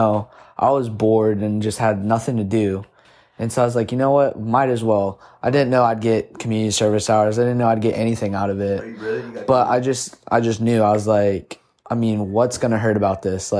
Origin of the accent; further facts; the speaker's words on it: St. Augustine, Florida, United States; also born or lived in Cartersville, Georgia / Orlando, Florida; we moved to St. Augustine because all my family lived in St. Augustine. And then from there on, I lived in St. Augustine, loved it